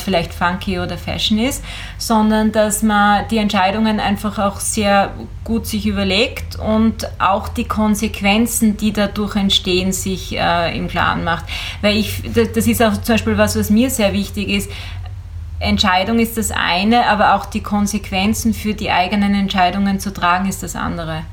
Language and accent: German; Eastern Styria, Austria; ich bin ja in der Oststeiermark groß geworden